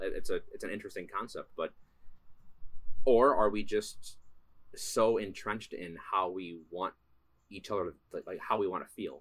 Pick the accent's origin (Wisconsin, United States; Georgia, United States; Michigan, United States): Wisconsin, United States; we're both from Wisconsin